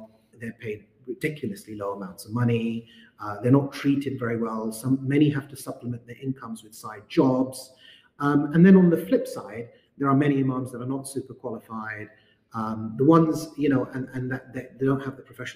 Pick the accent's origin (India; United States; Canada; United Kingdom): United Kingdom; London; my journey as a British Muslim growing up in London